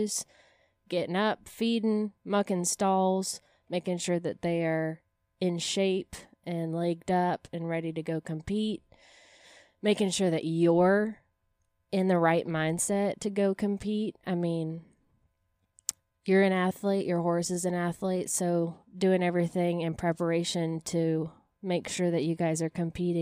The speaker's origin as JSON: {"language": "English", "town": "Placerville", "region": "California", "country": "United States", "tie": "born or raised there", "also_born_or_lived": "Texas", "moved": "yes", "lives_now": "Nashville, United States", "said": "I grew up in a town called Placerville, California, Northern California, between Sacramento and Tahoe in the foothills out there"}